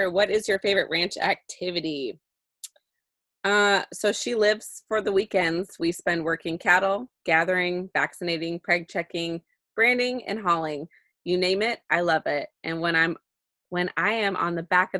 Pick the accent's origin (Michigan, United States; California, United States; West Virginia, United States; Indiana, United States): California, United States; Central Valley; moved away; I'm from the Central Valley-ish, the armpit of California.